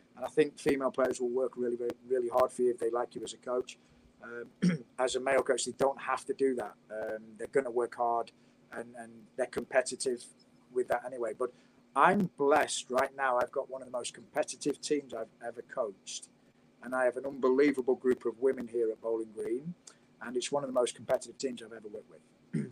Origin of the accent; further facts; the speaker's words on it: United Kingdom; moved away as an adult; now in United States; Being British